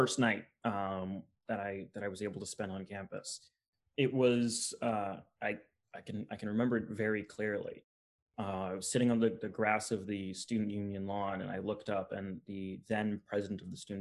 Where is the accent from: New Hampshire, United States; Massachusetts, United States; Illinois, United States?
New Hampshire, United States; Hudson; now in West Hartford, United States; My hometown, I currently live in West Hartford, Connecticut, but I did more of my growing up in a town called Hudson, New Hampshire